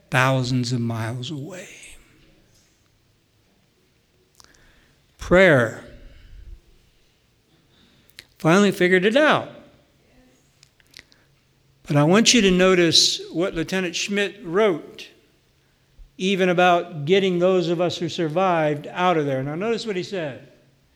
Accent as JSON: {"language": "English", "area": "near Milton", "region": "Pennsylvania", "country": "United States", "tie": "born or raised there", "said": "there's a little dot on that map called Milton, Pennsylvania, and that's a place close to my hometown, about 10 miles from where I grew up"}